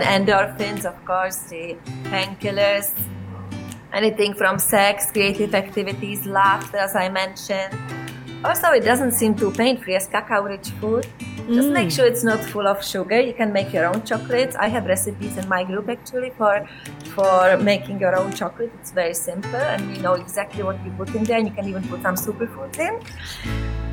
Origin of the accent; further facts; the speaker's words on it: South Bohemian Region, Czechia; moved away; I grew up in South Bohemia